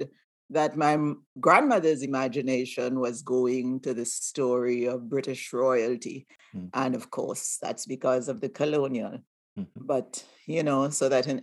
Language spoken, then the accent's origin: English; Grenada; also born or lived in Aruba; now in Maryland, United States; I was born on the island of Aruba, a Dutch colony to Grenadian parents. I grew up in Grenada.